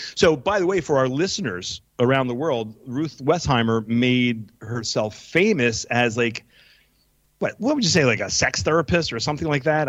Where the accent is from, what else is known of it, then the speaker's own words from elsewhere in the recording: Pennsylvania, United States; now in Israel; I'm from Pennsylvania